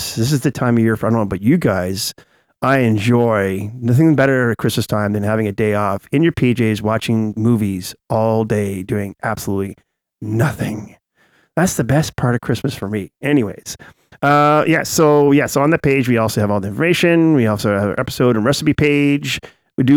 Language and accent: English; Canada; we're Canadian